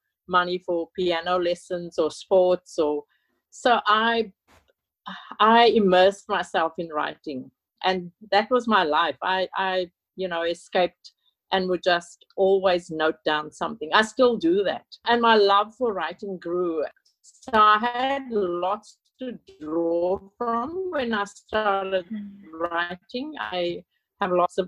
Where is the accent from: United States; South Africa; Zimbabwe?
South Africa; Cape Town, Western Cape; moved away as an adult; now in Sydney, Australia; I live in Sydney, Australia, but I was born in Cape Town, South Africa, and left with my husband and two young children in the 80s. I grew up in South Africa under apartheid